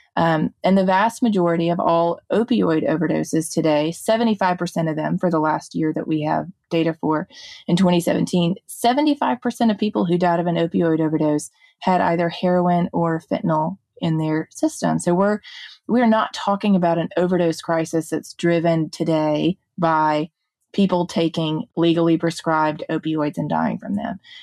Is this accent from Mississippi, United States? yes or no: yes; Jackson, Mississippi, United States; I grew up in West Jackson here in Mississippi in a more comparatively higher crime area.